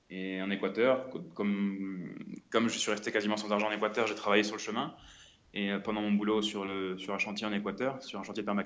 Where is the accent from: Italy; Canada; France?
France; nous on peut avoir dans notre confort chez nous en France par exemple.